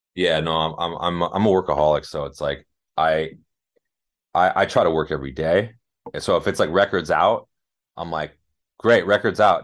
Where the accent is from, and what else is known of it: Los Angeles, California, United States; born or raised there